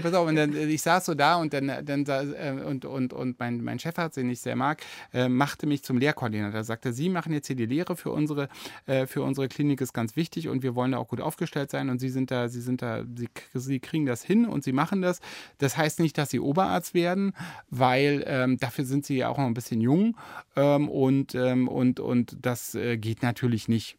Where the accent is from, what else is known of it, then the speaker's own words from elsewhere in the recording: Germany; now in Berlin, Germany; ich, bin ja auch noch aufgewachsen in der DDR